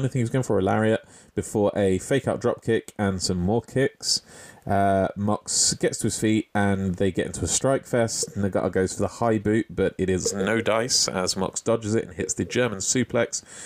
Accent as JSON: {"language": "English", "country": "United Kingdom", "said": "As a Brit"}